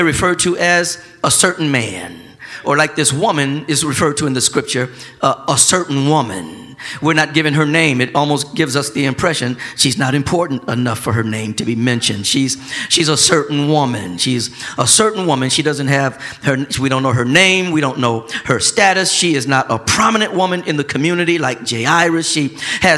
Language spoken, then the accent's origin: English; Flint, Michigan, United States; growing up in Flint, Michigan